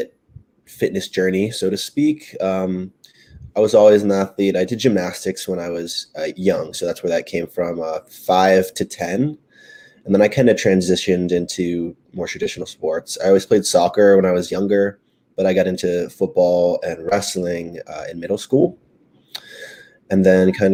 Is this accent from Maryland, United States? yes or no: yes; Maryland, United States; also born or lived in West Virginia; I'm from Maryland, so we have University of Maryland